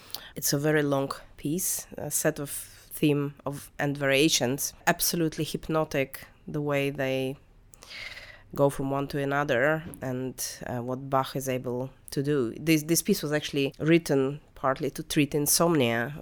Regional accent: Russia; moved away; when I was growing up in Russian school

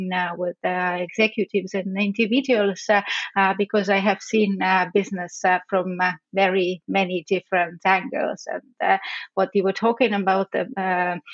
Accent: Estonia; I come from Estonia

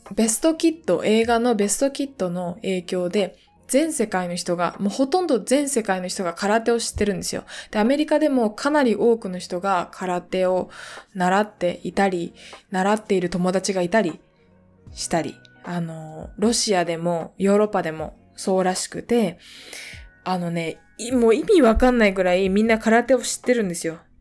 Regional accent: Japan; 私が小学校の時にすごく田舎の地域に住んでいたので、熊鈴をつけて小学校に行っていた

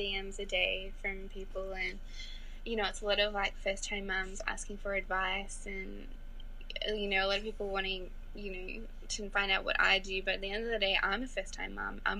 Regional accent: Australia; growing up in Australia

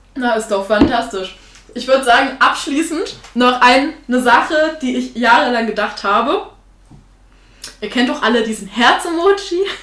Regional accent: Thuringia, Germany; ich bin halt äh, aus Thüringen, aus so einer kleinen Ecke

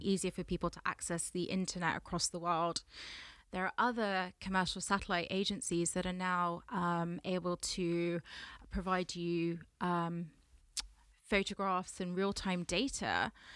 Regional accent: London, United Kingdom; I am a Londoner, born and raised from Southwest London

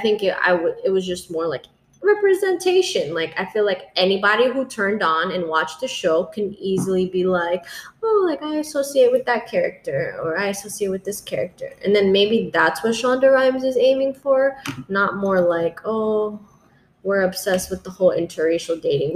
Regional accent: South Florida, United States; growing up in South Florida

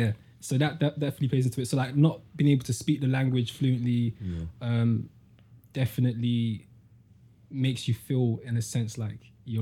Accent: London, United Kingdom; also born or lived in Peckham / Carshalton; now in Croydon, United Kingdom; I'm from CRO, I'm from Camberwell. I've lived in Camberwell, Peckham, Woolworth Road, Croydon. I've lived in Sutton, well, Carshalton, which is like south. Everything's all south.

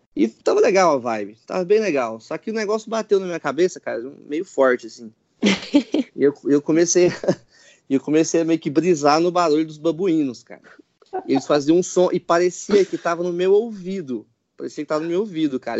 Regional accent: Brazil; eu sou brasileiro

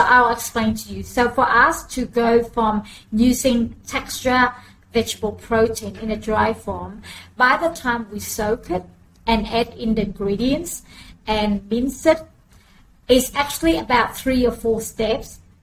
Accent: Australia; also born or lived in Vietnam; I came to Australia as a refugee mm. since um, 1980, the 20th of June, we arrived in Australia

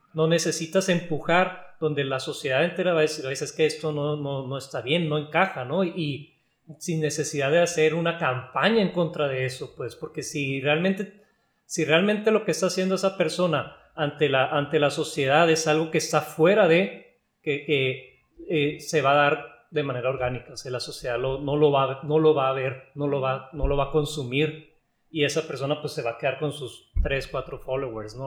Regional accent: Mexico

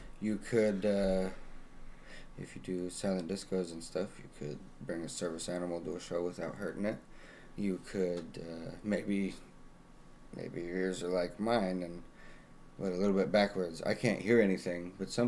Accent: Salt Lake City, Utah, United States; now in Omaha, United States; I hail from Salt Lake City and got stuck here in Omaha

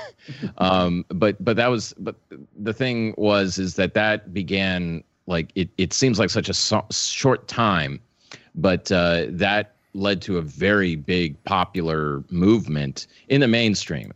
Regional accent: New Orleans, Louisiana, United States; now in Dallas, United States; I was born in New Orleans

